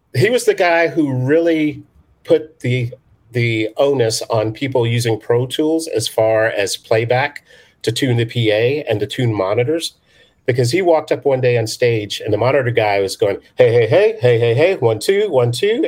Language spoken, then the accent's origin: English; United Kingdom; moved away; I was born in London, well, outside of London